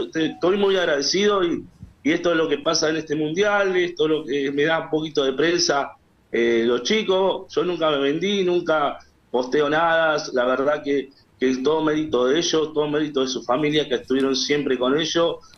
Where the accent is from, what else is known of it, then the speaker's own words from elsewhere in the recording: San Martín, Buenos Aires Province, Argentina; son de acá de San Martín y, yo también soy de San Martín